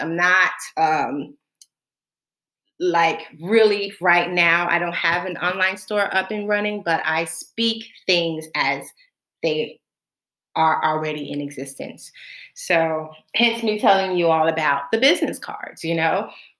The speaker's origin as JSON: {"language": "English", "region": "Florida", "country": "United States", "tie": "born or raised there", "moved": "as an adult", "lives_now": "Bahamas", "said": "I was born in the Bahamas, and so I grew up and was raised in Florida, and I have lived in the United States from the age of 4 up until November 13th of last year, 2019"}